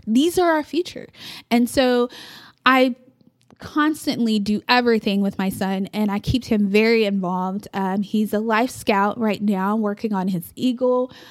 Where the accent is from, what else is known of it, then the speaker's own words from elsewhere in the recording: Amarillo, Texas, United States; also born or lived in Oklahoma; my mom and stepdad moved here when I was, I wanna say third grade.